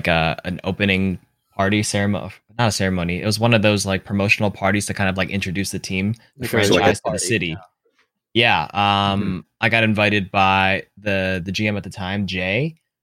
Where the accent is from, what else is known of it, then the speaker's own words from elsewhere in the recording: Toronto, Ontario, Canada; So I was like, you know, I'm from Toronto.